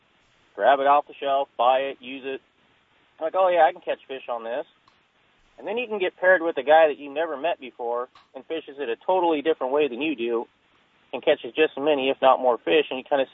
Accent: Colusa, California, United States; also born or lived in Sutter, California; No, I'm from Colusa.

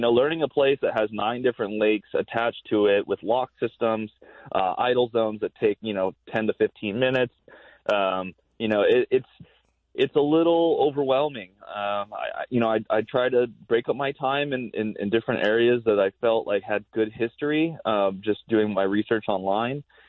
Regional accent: Hawaii, United States; being a little kid growing up in Hawaii watching Bassmaster Classic on ESPN

